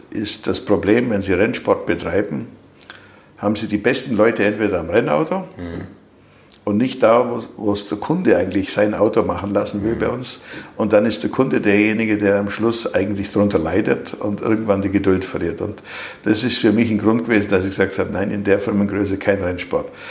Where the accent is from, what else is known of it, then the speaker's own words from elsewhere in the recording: Germany; als Deutsche